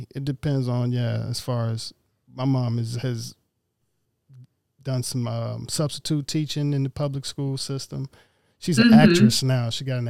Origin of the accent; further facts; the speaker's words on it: Jackson, Mississippi, United States; also born or lived in Oxford, Mississippi; I was raised in Jackson.